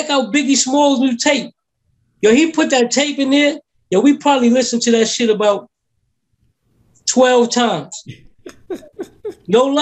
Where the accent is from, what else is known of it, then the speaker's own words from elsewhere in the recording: New York City, New York, United States; I was from Brownsville.